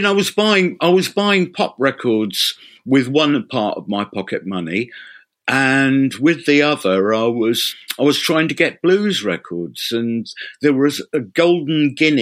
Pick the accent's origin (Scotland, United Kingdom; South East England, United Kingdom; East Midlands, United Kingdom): South East England, United Kingdom; Reading; moved away as an adult; also born or lived in London; now in Ipswich, United Kingdom; I was born in London, raised in Reading, and I didn't get to get out of Reading and back to London until I was nearly 20.